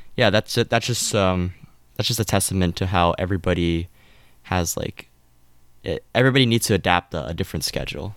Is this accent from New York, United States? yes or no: no; California, United States; I'm from California